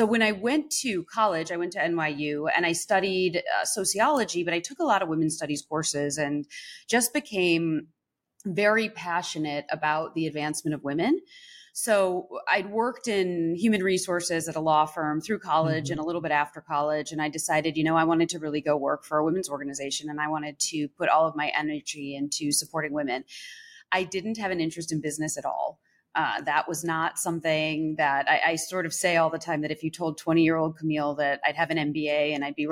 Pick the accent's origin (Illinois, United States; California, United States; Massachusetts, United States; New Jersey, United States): Illinois, United States; Evanston; moved away; also born or lived in New York; I grew up right outside of Chicago in Evanston